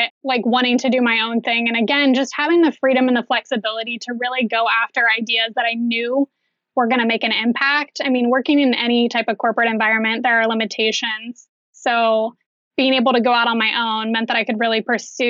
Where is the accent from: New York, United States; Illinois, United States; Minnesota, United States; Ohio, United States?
Ohio, United States; Pickerington; also born or lived in Orange County, California; I grew up in Pickerington. I don't live there now, just about 20 minutes away.